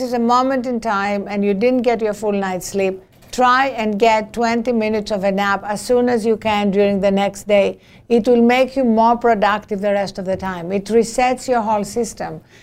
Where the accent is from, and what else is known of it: Greece; born or raised there; English is a second language; now in United States